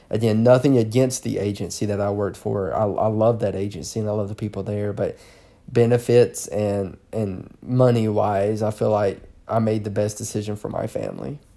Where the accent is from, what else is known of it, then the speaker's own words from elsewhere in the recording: the South, Southern United States, United States; accent: southern; moved away; my southern accent